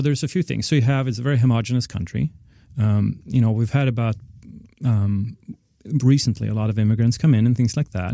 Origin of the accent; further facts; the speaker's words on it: Sweden; moved away as an adult; also born or lived in London; now in United States; I grew up in Sweden